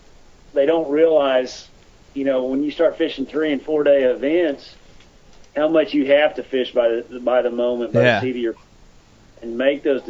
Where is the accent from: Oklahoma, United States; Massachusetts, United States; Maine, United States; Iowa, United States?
Oklahoma, United States; I'm from Oklahoma